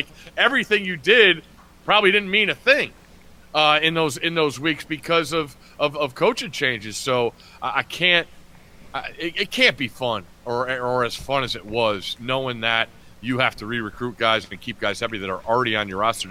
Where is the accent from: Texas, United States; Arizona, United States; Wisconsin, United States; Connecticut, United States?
Connecticut, United States; I grew up in Connecticut, one of the smallest states there is.